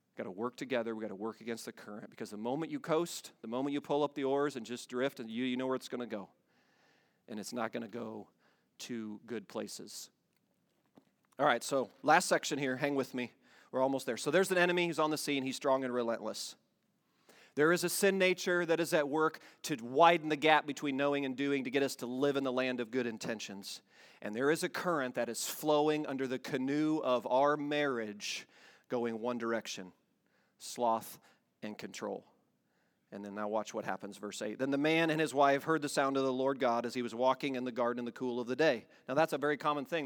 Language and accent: English; Iowa, United States; moved away; We grew up in Iowa